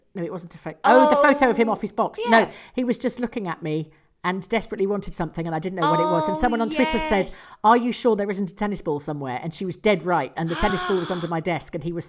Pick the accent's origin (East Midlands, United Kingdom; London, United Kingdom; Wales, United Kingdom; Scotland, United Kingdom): Scotland, United Kingdom; I am from Scotland.